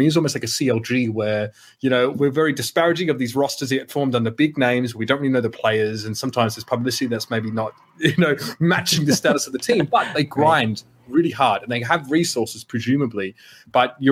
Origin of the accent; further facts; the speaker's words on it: Australia; moved away as an adult; now in Germany; as an Australian guy